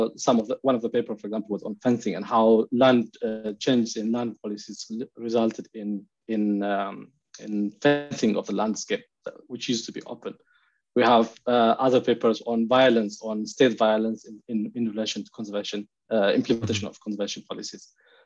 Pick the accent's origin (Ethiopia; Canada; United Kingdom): Ethiopia; Tigray; moved away as an adult; also born or lived in Norway; so originally I am from Tigray. I was born and raised in Tigray, and I studied. And so the first time I moved out of the country was when I came to study my master's degree in Norway. So my connection to Tigray is personal.